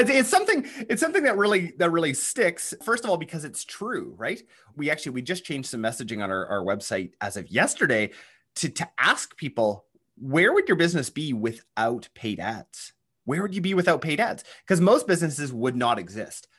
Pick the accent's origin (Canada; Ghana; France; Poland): Canada; accent: Canadian; I'm actually a Canadian. I don't know if you can tell, um, by the accent.